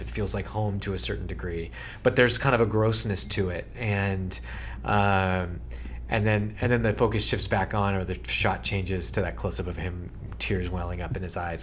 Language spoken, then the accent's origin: English; Sacramento, California, United States; the kind of sports talk radio that we grew up listening to in Sacramento